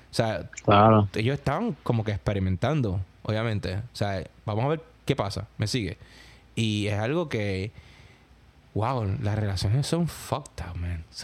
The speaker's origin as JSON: {"language": "Spanish", "country": "Puerto Rico", "moved": "yes", "said": "porque yo obviamente yo me mudé de Puerto Rico para acá"}